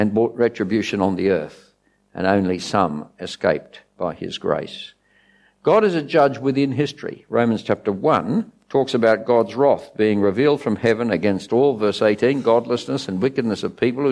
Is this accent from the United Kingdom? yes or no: no; Australia; I'm an Aussie